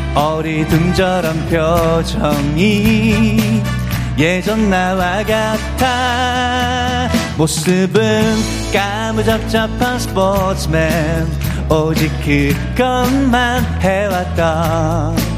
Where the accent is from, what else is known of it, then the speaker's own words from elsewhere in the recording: Daegu, South Korea; moved away; also born or lived in Seoul; 고향이 대구거든요. 서울 왔는데